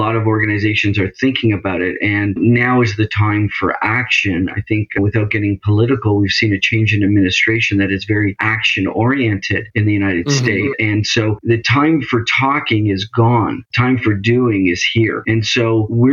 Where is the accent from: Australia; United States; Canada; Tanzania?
Canada; also born or lived in Toronto area; I'm in the Toronto area, so I'm Canadian.